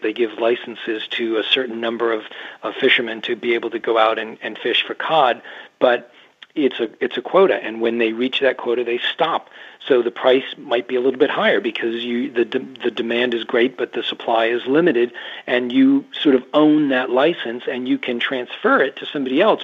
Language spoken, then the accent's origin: English; Massachusetts, United States; moved away as an adult; now in Maine, United States; I grew up in Massachusetts uh, and I live on the coast of southern Maine now, not that far away from where I started